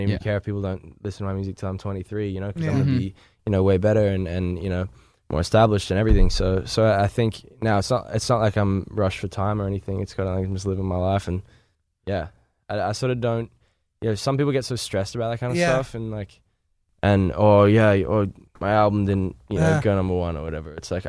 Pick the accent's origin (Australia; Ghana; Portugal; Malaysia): Australia; now in Los Angeles, United States; Yes, I am from Australia.